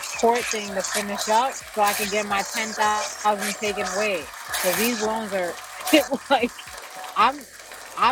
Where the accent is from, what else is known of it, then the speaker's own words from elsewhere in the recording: New York City, New York, United States; I am born and raised in Jamaica, Queens.